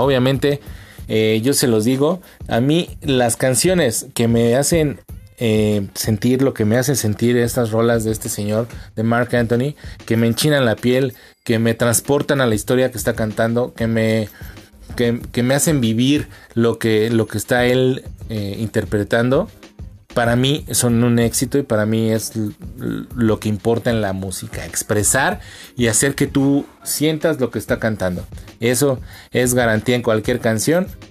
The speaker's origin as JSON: {"language": "Spanish", "country": "Mexico", "said": "mi tierra, a mi tierra, a mis bandas mexicanas"}